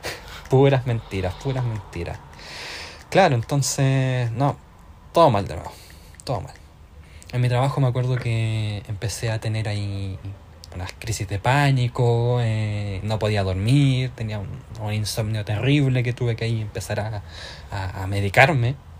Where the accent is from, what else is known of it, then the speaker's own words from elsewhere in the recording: Tomé, Biobío, Chile; now in Ireland; soy de Concepción, en el sur de Chile. En realidad soy de Tomé, que queda al ladito de Concepción. Y actualmente me encuentro viviendo en Irlanda.